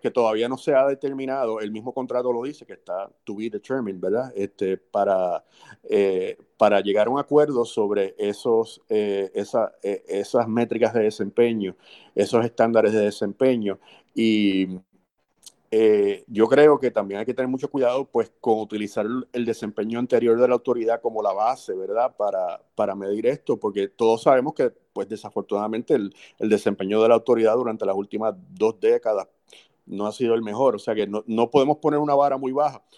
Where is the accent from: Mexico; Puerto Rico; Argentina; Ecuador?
Puerto Rico; como los puertorriqueños